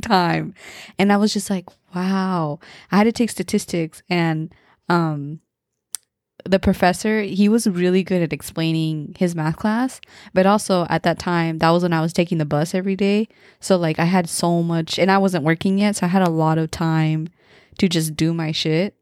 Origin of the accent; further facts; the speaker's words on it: Modesto, California, United States; growing up in Modesto